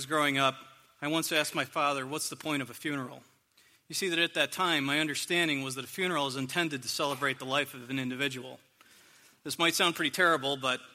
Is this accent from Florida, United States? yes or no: no; a small town near Corning, New York, United States; moved away; I'm originally from a small town near Corning, New York, and when I was growing up, I was the youngest in my family